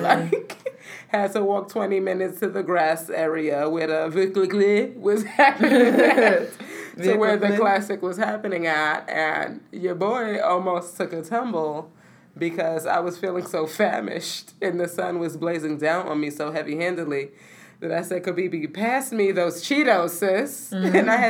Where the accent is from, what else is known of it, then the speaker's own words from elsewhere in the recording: New York City, New York, United States; Where you from? I'm from the Bronx.